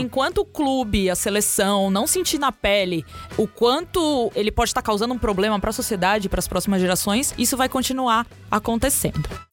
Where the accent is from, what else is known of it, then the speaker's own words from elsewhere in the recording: Brazil; A gente é brasileiro